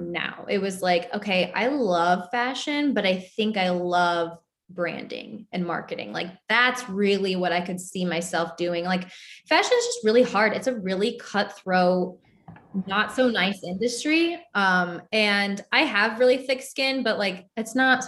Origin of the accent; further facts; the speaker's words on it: Cleveland, Ohio, United States; moved away as an adult; also born or lived in New York / Los Angeles / Charleston; we're both from Cleveland